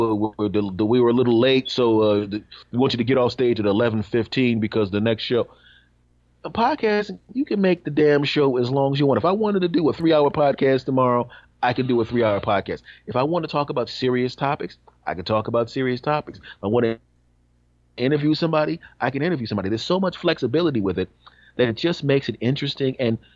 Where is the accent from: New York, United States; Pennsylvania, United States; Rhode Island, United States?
Pennsylvania, United States; Philadelphia; my hometown, Philadelphia